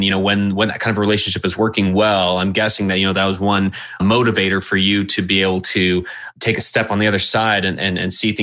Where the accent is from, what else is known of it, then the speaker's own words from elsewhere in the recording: Houston, Texas, United States; moved away as an adult; also born or lived in Dallas, Texas; I grew up in Houston, Texas